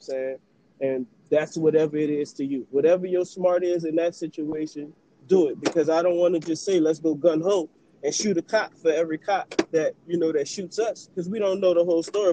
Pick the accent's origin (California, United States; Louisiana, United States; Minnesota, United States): Louisiana, United States; New Orleans; now in Houston, United States; I'm a New Orleans native. I'm from New Orleans